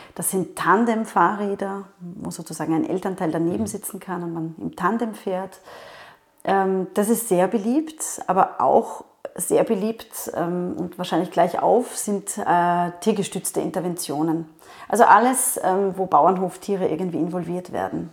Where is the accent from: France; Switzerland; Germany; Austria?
Austria; Vienna; ich komme aus Wien